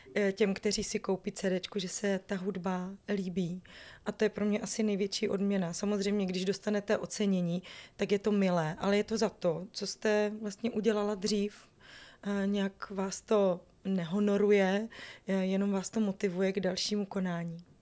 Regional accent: Northern Moravia, Czechia; moved away as an adult; also born or lived in Prague; já pocházím ze Severní Moravy, kde se mluví hrozně rychle ale eh, v Praze mi nikdo nerozuměl

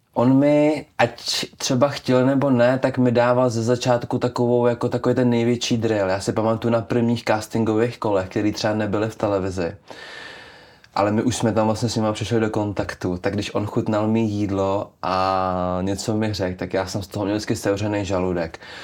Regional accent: Czechia; já tím, že jsem z Krkonoš

